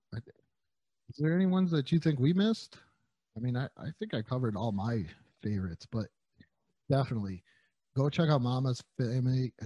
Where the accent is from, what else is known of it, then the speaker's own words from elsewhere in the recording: New York, United States; I'm from New York.